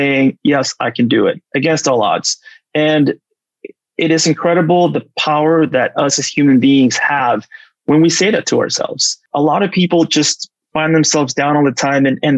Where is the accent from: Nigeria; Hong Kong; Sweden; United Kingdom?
Sweden; moved away; also born or lived in Mexico City, Mexico / Buenos Aires, Argentina / Los Angeles, United States; I grew up in Sweden, but we were expats for about 4 years. So I was fortunate enough to spend 3 years in Mexico City and 1 year in Buenos Aires, Argentina.